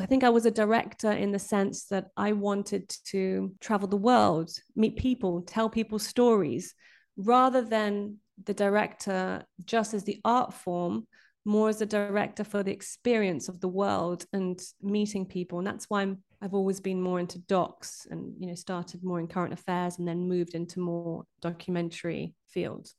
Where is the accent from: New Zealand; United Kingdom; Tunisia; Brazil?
Brazil; moved away; I grew up in Brazil